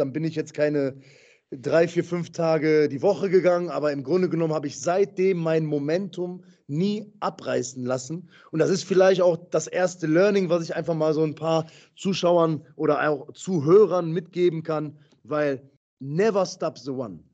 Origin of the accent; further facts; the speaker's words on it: Essen, North Rhine-Westphalia, Germany; Ich komme aus Essen, komme aus dem Ruhrgebiet